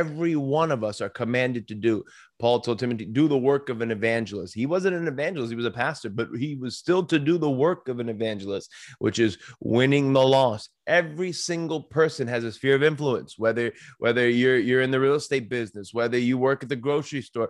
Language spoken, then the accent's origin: English; Long Island, New York, United States; moved away as an adult; also born or lived in Saint Louis, Missouri; now in Pennsylvania, United States; I come from New York. I grew up on Long Island.